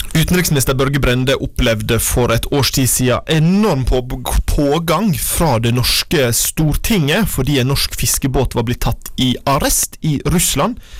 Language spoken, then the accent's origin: Norwegian; Vågsøy, Sogn og Fjordane, Vestland, Norway; Kommunen der jeg er fra, Vågsøy kommune i Sogn og Fjordane